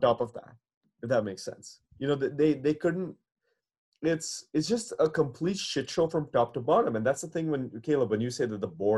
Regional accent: India; I as an Indian

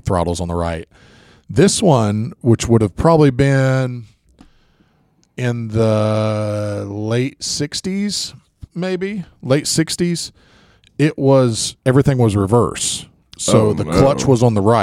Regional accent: West Virginia, United States; growing up in West

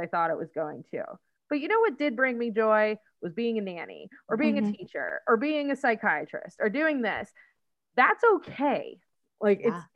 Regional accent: Pittsburgh, Pennsylvania, United States; We're from Pittsburgh, so we just say yins all the time

